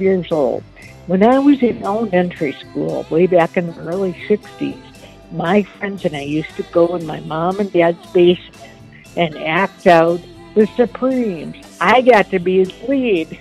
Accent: Detroit, Michigan, United States; now in Chicago, United States; I live in Chicago now, but I grew up in the Detroit area

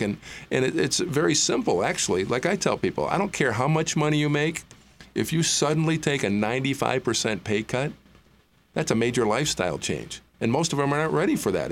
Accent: Gaylord, Michigan, United States; I grew up in northern Michigan in a town called Gaylord, Gaylord, Michigan

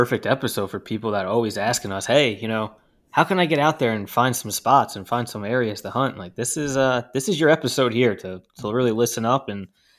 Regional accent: New Jersey, United States; That's not fair. I'm from New Jersey. Come on.

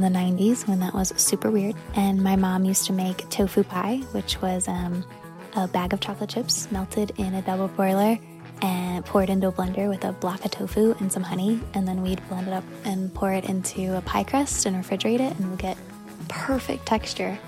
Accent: United States; now in Kampala, Uganda; I'm originally from the States.

